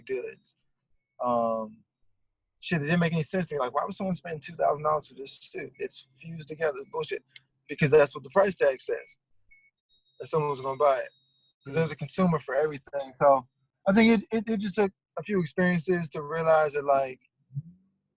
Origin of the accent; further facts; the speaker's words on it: Memphis, Tennessee, United States; moved away as an adult; now in Los Angeles, United States; I'm originally from Memphis. You know, that's pretty much where I like grew up